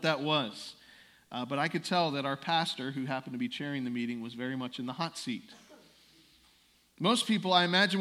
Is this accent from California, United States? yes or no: no; the Northeast, Pennsylvania, United States; moved away as an adult; also born or lived in South Carolina; I grew up in the Northeast, but I attended college in South Carolina. And during those years, obviously, I only got bits and pieces of what was going on at my home church back in Pennsylvania.